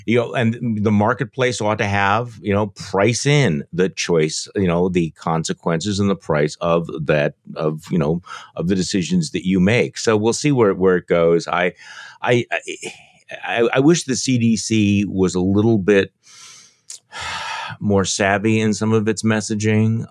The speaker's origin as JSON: {"language": "English", "region": "Wisconsin", "country": "United States", "said": "I'm from Wisconsin"}